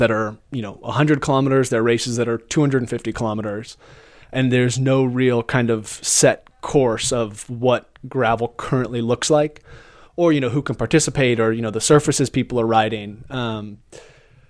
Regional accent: United States; being an American rider

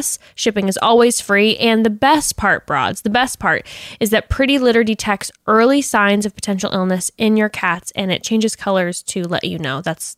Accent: Coronado, California, United States; But I am from Coronado, and that is not true.

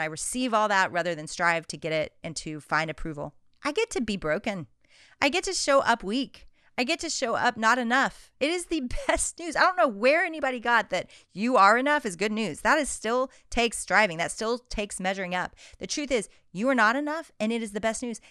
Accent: Arkansas, United States; Growing up in Arkansas, I'd gone with my dad to all the Razorback games

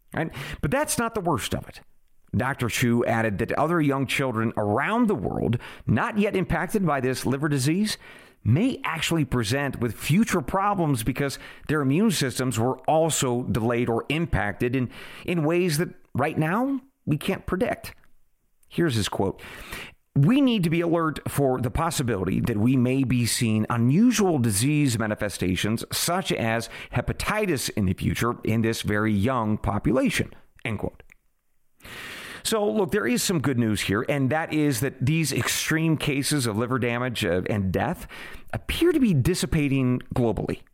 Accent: United States

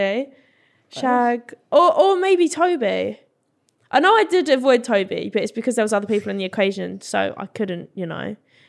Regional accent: Brentwood, East of England, United Kingdom; I'm from Essex and I don't even have a real Essex accent.

